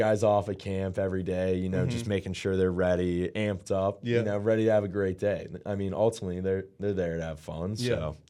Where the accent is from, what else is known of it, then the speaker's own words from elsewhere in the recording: Pittsburgh, Pennsylvania, United States; So, you know, a lot of people know I'm from Pittsburgh.